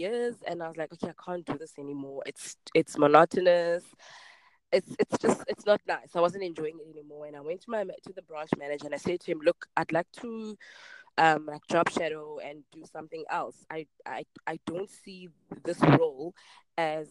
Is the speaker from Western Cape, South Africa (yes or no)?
yes; Cape Town, Western Cape, South Africa; I grew up in Khayelitsha, and that's in Cape Town. It's a township in Cape Town. Born and bred here.